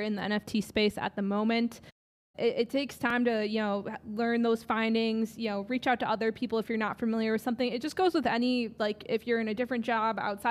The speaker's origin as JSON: {"language": "English", "region": "Wisconsin", "country": "United States", "said": "I'm originally from Wisconsin"}